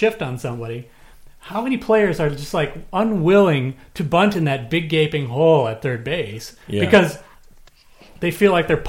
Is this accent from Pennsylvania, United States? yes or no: no; Minnesota, United States; even though I grew up in Minnesota and been a Vikings fan